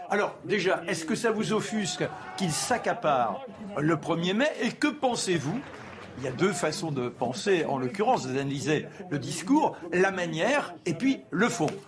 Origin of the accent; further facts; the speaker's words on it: France; moi je suis français, je veux bien m'inscrire dans l'Europe dès lors qu'elle a une dynamique